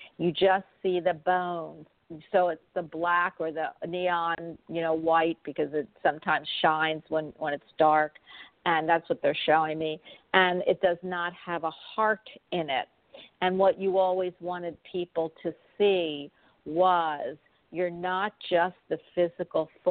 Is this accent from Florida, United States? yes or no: no; Jersey Shore, New Jersey, United States; moved away; I was raised in Jersey Shores in my youth.